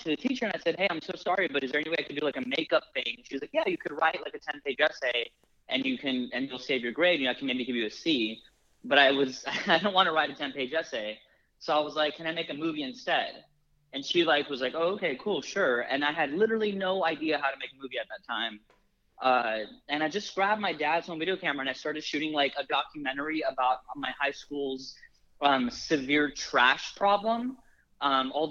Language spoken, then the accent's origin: English; Los Angeles, California, United States; I'm Armenian American. And I live in LA, where there's a large Armenian population